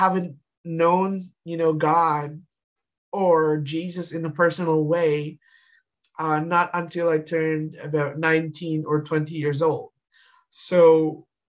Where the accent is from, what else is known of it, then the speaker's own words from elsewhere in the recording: Canada; I'm from Canada